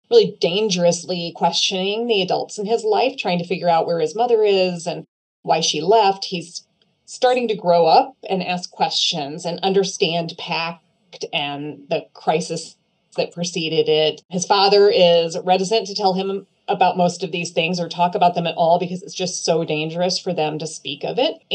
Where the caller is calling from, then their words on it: Leawood, Kansas, United States; I'm coming from My Barnes & Noble in Leawood, Kansas, and I am going to recommend a book today